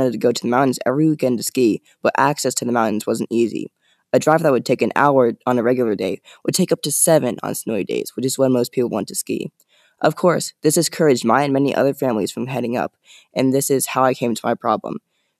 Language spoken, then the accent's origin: English; Colorado, United States; I was born in Colorado